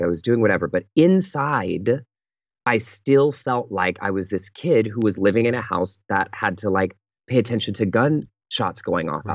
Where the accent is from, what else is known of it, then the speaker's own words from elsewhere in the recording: Pittsburg, California, United States; moved away; I fly home to the Bay Area to my hometown um, called Pittsburgh, California